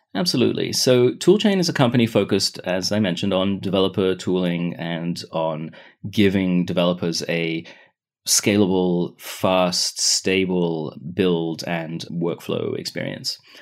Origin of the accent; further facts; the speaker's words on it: Israel; also born or lived in United Kingdom; I was, uh, born in the U K, but I grew up in Israel